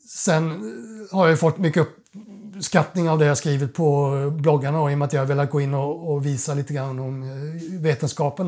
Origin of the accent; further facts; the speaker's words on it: Kalmar, Kalmar County, Sweden; moved away as an adult; now in Stockholm, Sweden; jag är uppvuxen på Öland, Kalmar